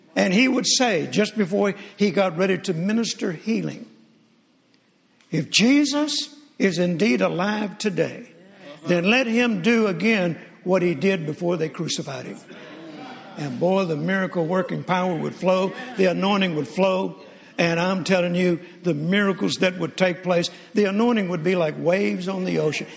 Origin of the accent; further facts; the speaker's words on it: Mississippi, United States; I was born in Mississippi on a farm in a very rural area